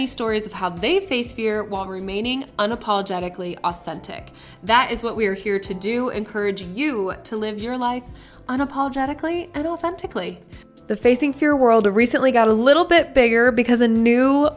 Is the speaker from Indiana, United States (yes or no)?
yes; Griffith, Indiana, United States; I am originally from Northwest Indiana. I am from Griffith, so shout out to the 219. I grew up having a blast as a child